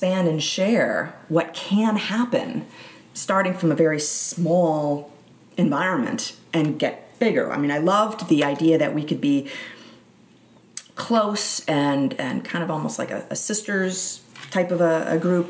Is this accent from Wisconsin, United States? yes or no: yes; Milwaukee, Wisconsin, United States; moved away as an adult; also born or lived in Upper Peninsula of Michigan; I grew up in Milwaukee, Wisconsin, just outside